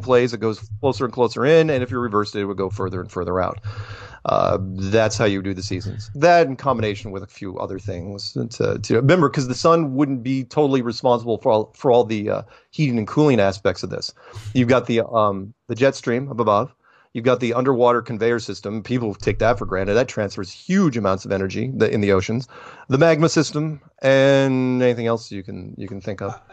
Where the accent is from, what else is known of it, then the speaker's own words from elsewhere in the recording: United States; I'm an American